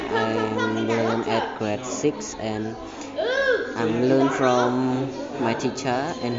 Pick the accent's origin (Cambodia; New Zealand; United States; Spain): Cambodia; I'm from Cambodia. And at this month I turned 13 and I learn at grade 6